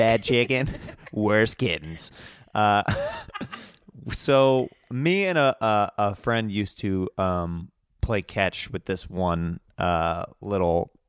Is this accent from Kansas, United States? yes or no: yes; Kansas, United States; I'm from Kansas.